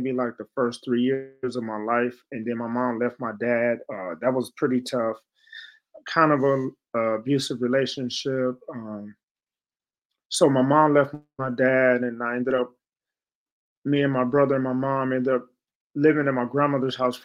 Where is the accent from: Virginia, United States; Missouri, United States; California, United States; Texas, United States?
California, United States; San Francisco; also born or lived in Chicago; growing up in San Francisco, we came from Chicago to San Francisco